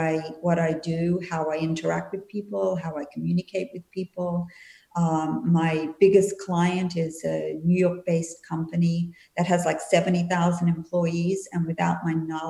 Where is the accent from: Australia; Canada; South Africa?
Australia; Perth, Western Australia; also born or lived in Sydney, Australia / Melbourne, Australia / New Zealand; now in Florida, United States; I was originally from Perth. I was born in Perth and I lived in Sydney and Melbourne and New Zealand for 5 years before coming to the US.